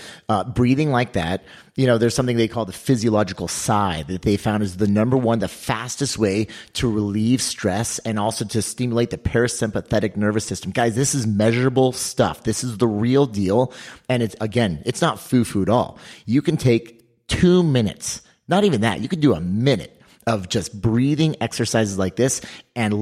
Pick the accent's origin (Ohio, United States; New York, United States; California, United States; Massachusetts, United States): California, United States; I grew up in California